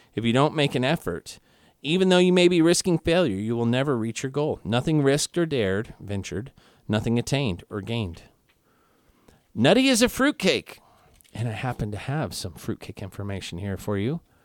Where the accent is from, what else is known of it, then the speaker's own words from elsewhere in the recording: Kansas City, Missouri, United States; my hometown, Kansas City